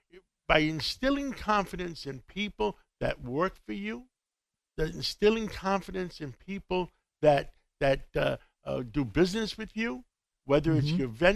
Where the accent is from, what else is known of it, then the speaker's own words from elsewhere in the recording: New York City, New York, United States; I was from Harlem of 135th Street in Manhattan, in Harlem by City College